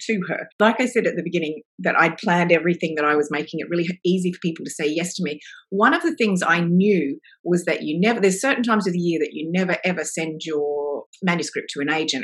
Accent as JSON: {"language": "English", "country": "Australia", "lives_now": "Melbourne, Australia", "said": "I am Australian"}